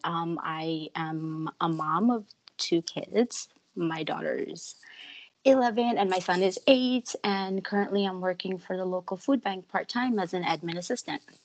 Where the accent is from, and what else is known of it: New York, United States; born or raised there; moved away as an adult; also born or lived in Chandigarh, India / Ludhiana, India / Florida, United States; now in Vancouver, Canada